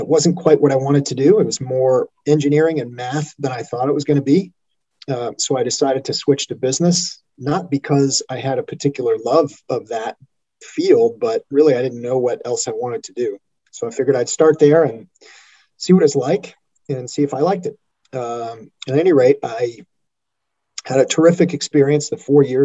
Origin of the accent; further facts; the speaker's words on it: Chicago, Illinois, United States; moved away as an adult; also born or lived in Colorado; I grew up outside of Chicago, a suburb of Chicago